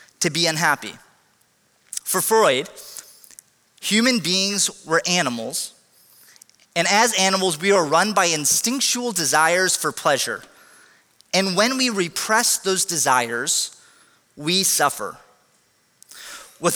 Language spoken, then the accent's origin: English; United States; we're Americans